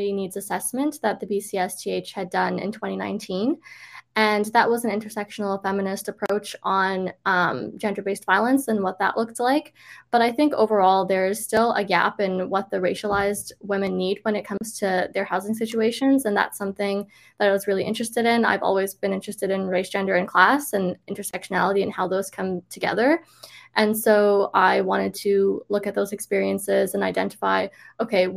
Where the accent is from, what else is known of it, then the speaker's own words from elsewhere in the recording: Toronto, Ontario, Canada; moved away as an adult; now in Vancouver, Canada; I am from Toronto, I grew up there